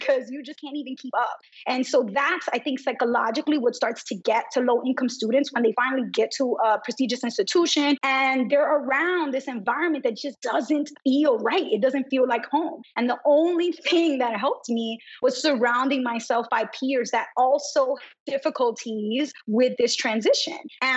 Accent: New York City, New York, United States; I was brought up in New York City, vibrant Brooklyn, Dominican American community

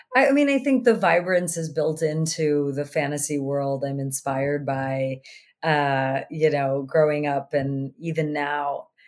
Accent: Sydney, Nova Scotia, Canada; growing up in Sydney, Cape Breton

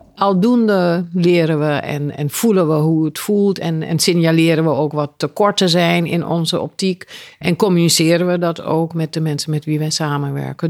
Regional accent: Suriname; moved away; also born or lived in Aruba; Ik ben in Suriname geboren, maar ik heb jaren op Aruba gewoond

